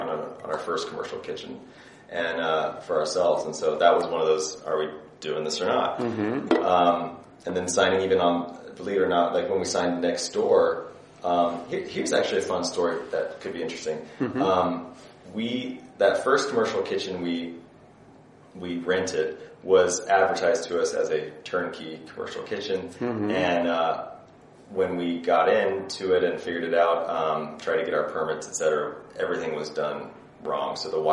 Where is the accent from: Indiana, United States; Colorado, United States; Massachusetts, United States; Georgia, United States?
Indiana, United States; I'm from the Midwest